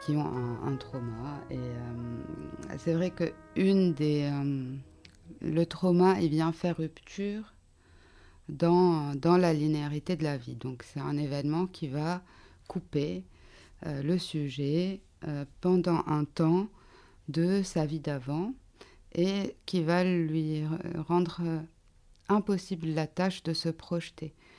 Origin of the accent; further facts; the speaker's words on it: Lebanon; now in France; au, Liban et là où j'ai grandi